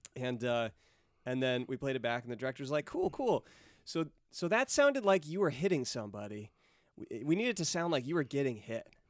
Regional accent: Chico, California, United States; I grew up in Chico

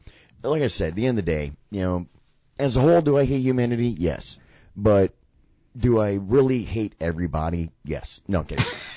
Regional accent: Sarasota, Florida, United States; me and many generations of my family are from Florida, you know, predominantly like the Sarasota area. That's my hometown

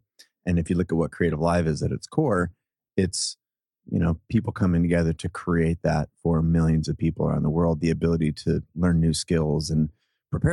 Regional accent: Seattle, Washington, United States; I grew up in Seattle, born and raised in Seattle.

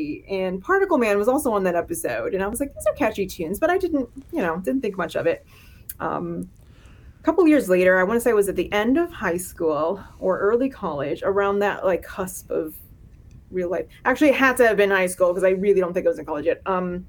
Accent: Miami, Florida, United States; moved away as an adult; now in Lowell, United States; I'm a Floridian. But yeah, I grew up in Miami, Florida, and I fled in my early 20s

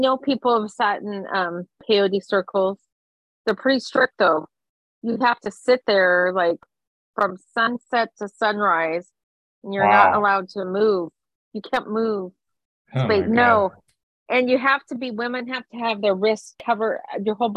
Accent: Silver City, New Mexico, United States; I grew up outside of Silver City, New Mexico

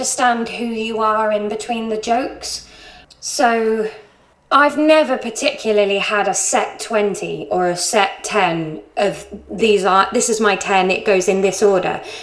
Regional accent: Somerset, South West England, United Kingdom; moved away; also born or lived in Brighton; I'm from Somerset

